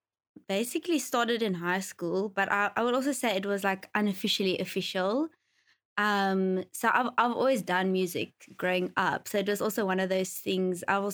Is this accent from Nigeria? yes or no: no; Mossel Bay, Western Cape, South Africa; In Mossel Bay.